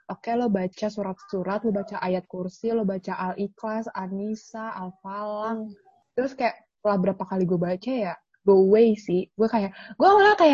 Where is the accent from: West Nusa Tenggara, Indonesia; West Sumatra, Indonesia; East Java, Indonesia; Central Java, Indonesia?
West Sumatra, Indonesia; Jadi gue itu kan kampung gue kan uh, di Sumatera Barat ya.